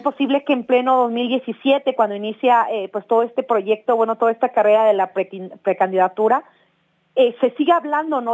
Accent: Oaxaca, Mexico; En la ciudad de Oaxaca es donde yo nací pero digamos, pues mi papá, mi mamá son de la comunidad zapoteca

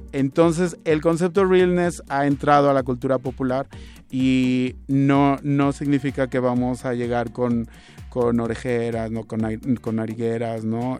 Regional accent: Mexico; queremos bailar como mexicanos del siglo XXI

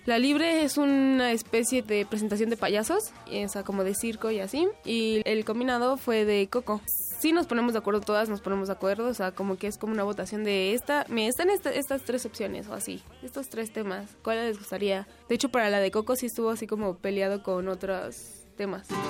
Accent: Mexico City, Mexico; Nací en la Ciudad de México el 22 de enero de 1996

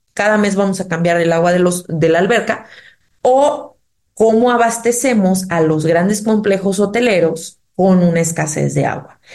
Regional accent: Oaxaca, Mexico; nosotros como oaxaqueños

